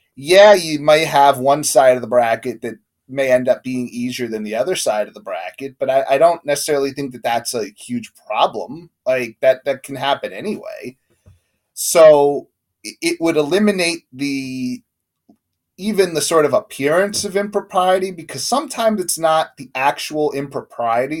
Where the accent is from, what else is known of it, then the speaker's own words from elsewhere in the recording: United States; Like we're American, so we grew up watching American sports and USA.